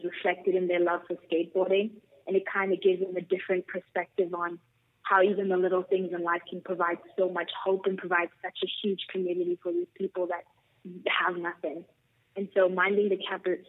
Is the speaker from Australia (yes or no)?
no; South Africa; I'm born and raised in South Africa.